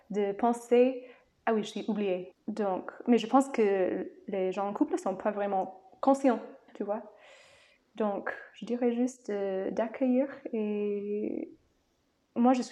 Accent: United States; French is a second language; moved away; en tant qu'américaine.

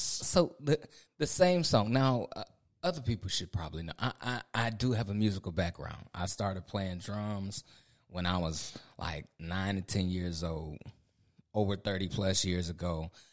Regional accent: Ohio, United States; moved away as an adult; now in North Carolina, United States; I'm from the Midwest. I'm from Ohio

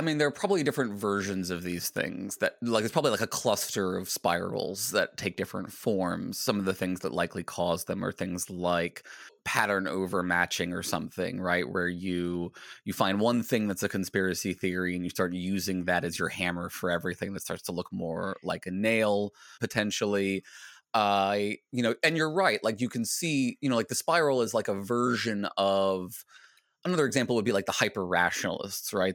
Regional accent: Virginia, United States; I grew up in Virginia

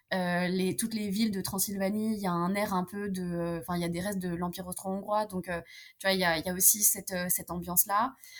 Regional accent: France; first language French and Romanian; also born or lived in Romania; j'ai grandi en France, mais je suis, je suis franco-roumaine

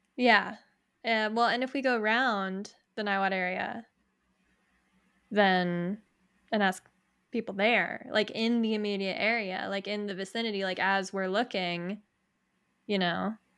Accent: Niwot, Colorado, United States; we're local, we grew up in Niwot

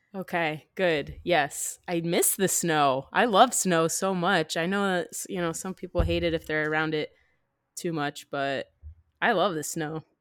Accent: New Jersey, United States; moved away; also born or lived in Florida; growing up in New Jersey

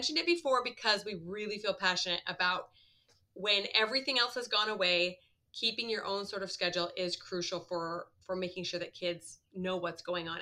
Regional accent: Midwest, United States; I grew up in the Midwest

